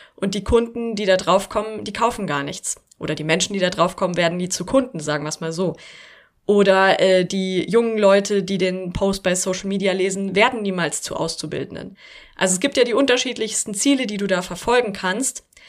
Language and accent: German; Germany; bei uns in Deutschland